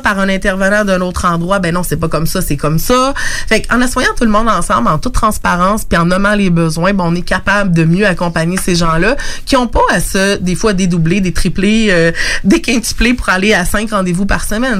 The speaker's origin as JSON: {"language": "French", "town": "Lévis", "region": "Quebec", "country": "Canada", "tie": "born or raised there", "said": "je suis native de Lévis"}